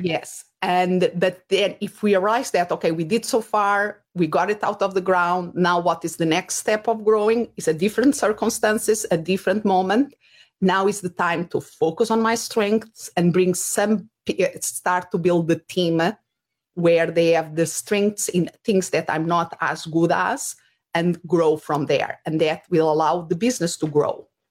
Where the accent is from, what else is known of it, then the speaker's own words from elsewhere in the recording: Portugal; English is a second language; moved away; if people are wondering about my accent, Uh, originally, I'm from Portugal